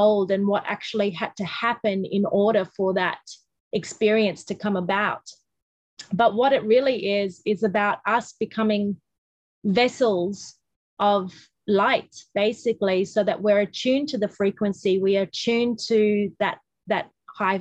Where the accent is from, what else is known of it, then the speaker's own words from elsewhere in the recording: Australia; we're Australian